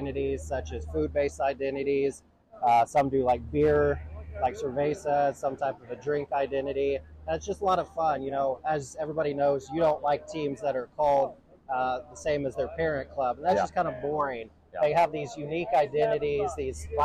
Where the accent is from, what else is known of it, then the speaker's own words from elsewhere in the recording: Wichita, Kansas, United States; I was born and raised in Wichita, Kansas